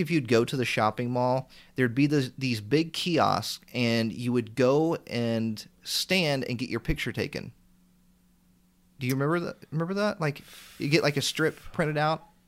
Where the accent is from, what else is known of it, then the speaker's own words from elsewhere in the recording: Indiana, United States; I'm from Indiana, so we have a store called Meijer in our area as well